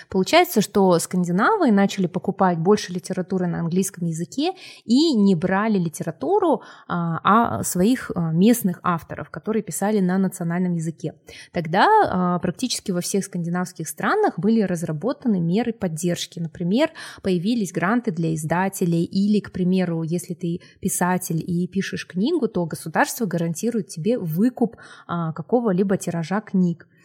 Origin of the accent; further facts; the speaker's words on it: Republic of Karelia, Russia; born there; потому что я родилась в Карелии, а, вот, и выросла на корейских и скандинавских сказках.